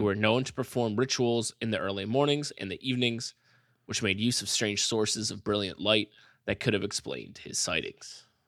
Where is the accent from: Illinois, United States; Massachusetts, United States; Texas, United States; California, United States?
Massachusetts, United States; I'm from Massachusetts, it's like a very all white town